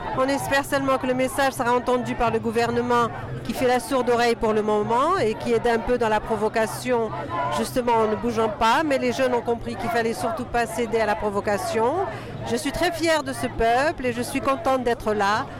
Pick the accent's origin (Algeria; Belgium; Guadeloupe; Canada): Algeria; now in France; je suis algérienne